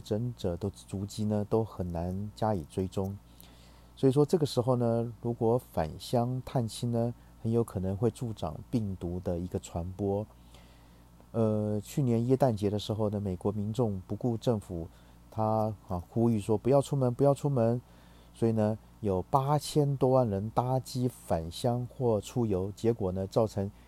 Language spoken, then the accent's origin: Chinese; Taiwan; 我们台湾人